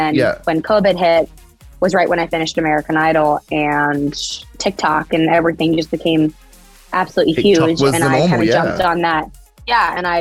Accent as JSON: {"language": "English", "area": "Vancouver Island", "region": "British Columbia", "country": "Canada", "tie": "born or raised there", "said": "I grew up on Vancouver Island in Canada."}